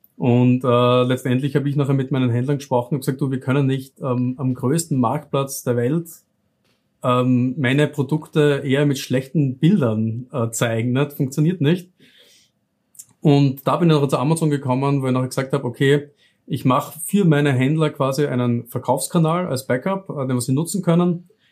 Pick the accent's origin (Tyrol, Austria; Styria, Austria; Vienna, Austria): Styria, Austria; South; accent: southern Austrian; lebe im Süden von Österreich. Hört man vielleicht ein bisschen auch äh, bei meiner Aussprache. Also ich wohne wirklich mitten in der Weinregion, wo eben die besten Weine auch aus Österreich herkommen. Ähm, so kennt man das Ganze auch in der Südsteiermark